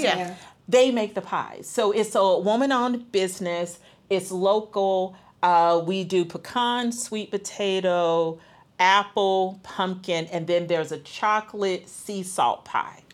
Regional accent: Atlanta, Georgia, United States; moved away; I'm from Atlanta

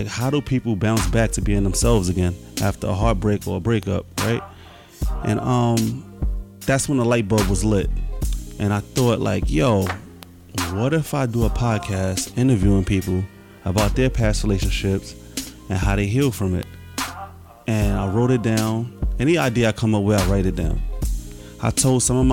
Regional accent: New York City, New York, United States; also born or lived in Bronx / Brooklyn / Queens; I'm from Harlem, I was born and raised, but due to my mother passing away, I left at an early age

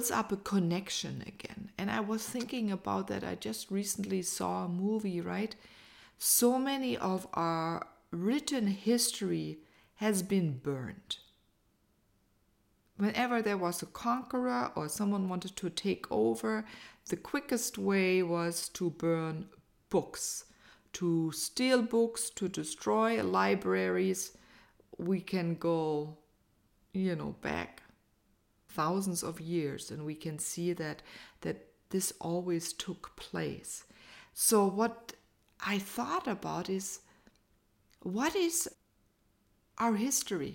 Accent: United States; as an American

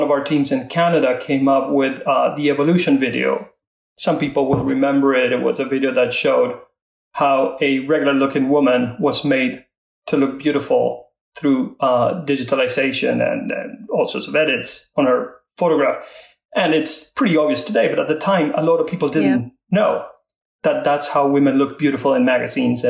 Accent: Argentina; moved away as an adult; also born or lived in London; I was born in Argentina, grew up there.

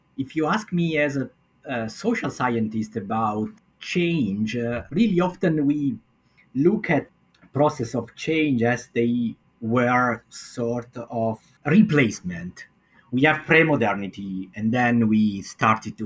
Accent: Milan, Lombardy, Italy; I am from Northern Italy, from Milan

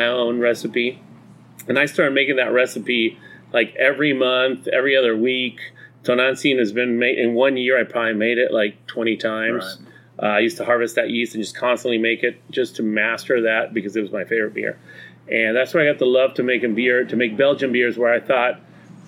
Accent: Mexico; moved away as an adult; I grew up in Mexico. I went to high school in Mexico, middle school, elementary school in Mexico.

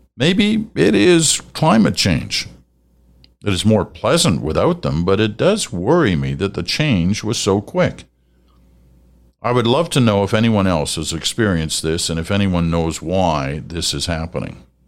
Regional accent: Canada; I'm not from the States, I'm from Canada

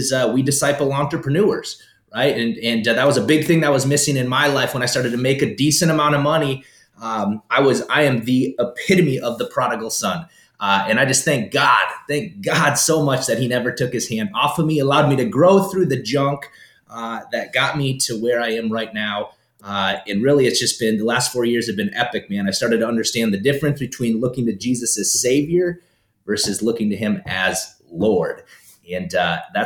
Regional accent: South Dakota, United States; also born or lived in Florida; now in Minnesota, United States; Born in South Dakota, born and raised in South Dakota.

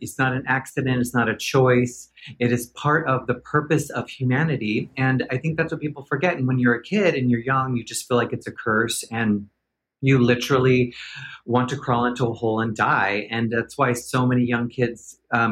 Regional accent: Portland, Oregon, United States; moved away as an adult; also born or lived in Los Angeles / New York; I was born and raised in Portland, Oregon.

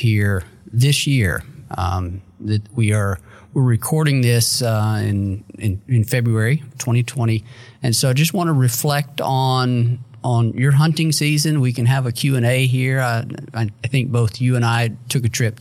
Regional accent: North Mississippi, United States; now in Memphis, United States; I live in Memphis now. I grew up in North Mississippi

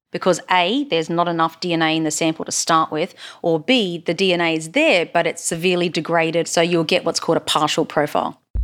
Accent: Queensland, Australia; accent: Queensland; now in Texas, United States; my Queensland accent

